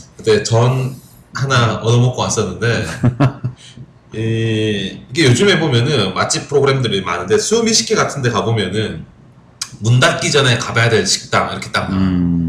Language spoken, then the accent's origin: Korean; Gyeongju, North Gyeongsang, South Korea; moved away; 저는 경주고.